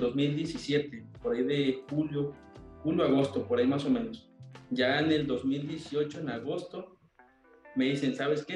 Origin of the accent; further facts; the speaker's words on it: Coatzacoalcos, Veracruz, Mexico; soy de Coatzacoalcos, Veracruz